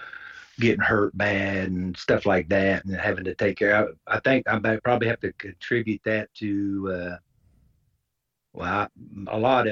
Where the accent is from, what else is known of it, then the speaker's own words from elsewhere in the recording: Indiana, United States; back in my hometown.